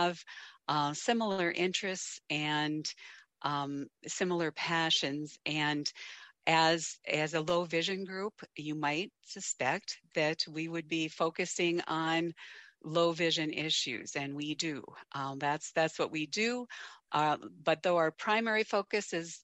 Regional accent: Kansas, United States; now in North Dakota, United States; I was born in Kansas. I currently reside in North Dakota

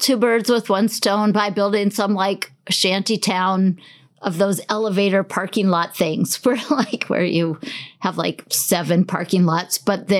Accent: United States; I'm too American.

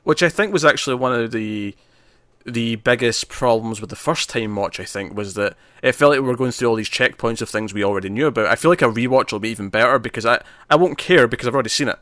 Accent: Scotland, United Kingdom; I'm Scottish

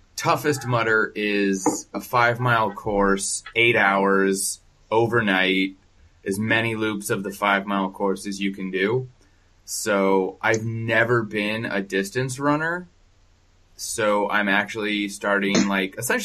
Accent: Tempe, Arizona, United States; I was born and raised in Tempe, Arizona

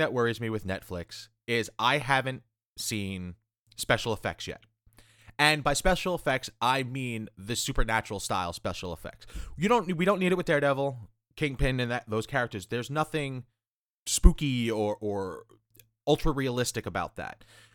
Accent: New York, United States; I'm a Spider-Man fan because I'm from New York.

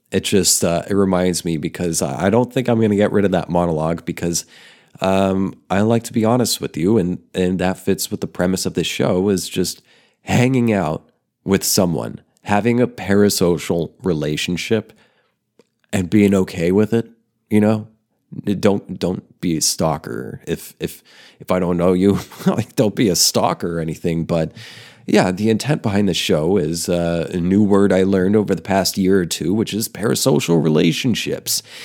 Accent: Oklahoma, United States; moved away as an adult; also born or lived in Denver, Colorado; I grew up in Oklahoma and I'm living in Oklahoma now

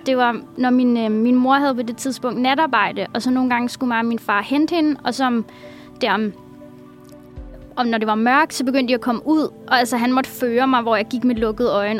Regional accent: Copenhagen, Capital Region of Denmark, Denmark; also born or lived in Husum; jeg er fra København

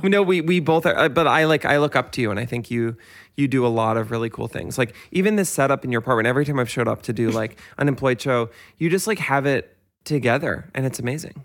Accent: Westchester, New York, United States; I grew up in Westchester, so e, all of my friends' parents take the Metro North into work

